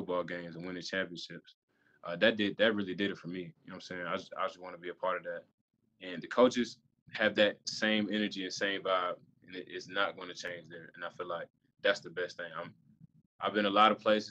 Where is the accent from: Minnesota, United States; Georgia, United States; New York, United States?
Georgia, United States; now in Florida, United States; I'm from Georgia